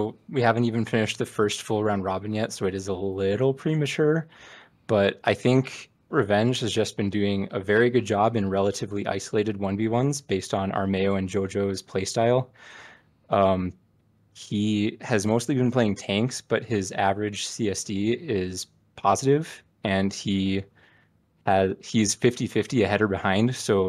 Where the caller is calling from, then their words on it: Utah, United States; Calling from middle of nowhere, Utah, soon to be somewhere, Utah.